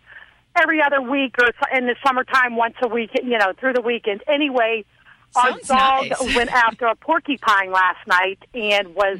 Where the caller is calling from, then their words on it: Pittsburgh, Pennsylvania, United States; I'm calling from the Pittsburgh area.